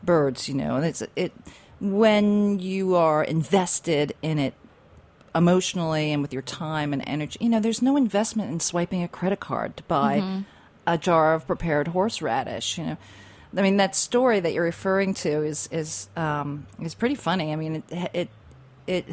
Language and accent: English; New York City, New York, United States; as a New Yorker